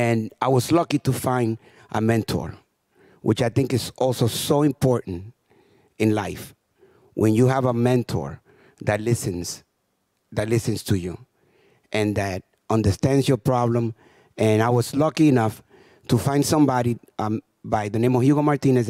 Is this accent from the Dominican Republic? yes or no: yes; Santo Domingo, Dominican Republic; now in New York, United States; I was left in the Dominican Republic, and my mother came to New York in 1960. For the next 4 years, I didn't even realize that my mother was gone, because I lived with a lot of extended family in a poor community